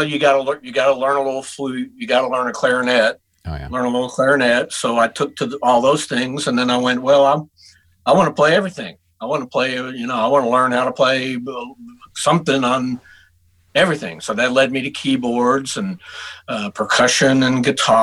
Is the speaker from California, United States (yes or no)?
no; Houston, Texas, United States; moved away as an adult; also born or lived in Denton, Texas; now in Nashville, United States; I was born in Houston, Texas